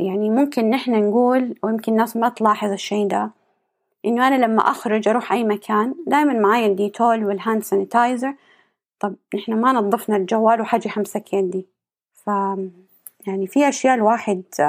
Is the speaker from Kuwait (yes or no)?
no; Saudi Arabia; عندنا في السعودية